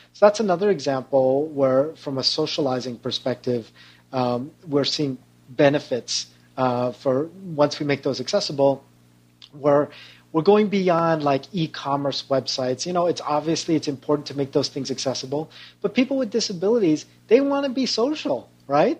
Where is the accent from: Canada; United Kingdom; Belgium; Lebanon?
Canada; also born or lived in Toronto; now in San Francisco Bay Area, United States; I'm also a proud Canadian.